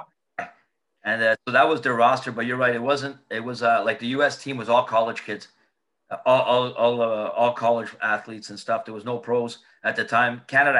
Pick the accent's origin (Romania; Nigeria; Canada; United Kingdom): United Kingdom; well, what do you think I'm going to do? I'm from Britain.